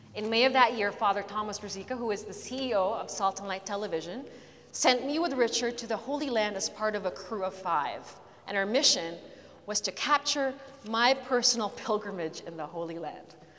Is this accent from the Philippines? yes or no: yes; Philippines; moved away as an adult; also born or lived in Canada / California; although I was born in Canada, I lived my adolescent years in the Philippines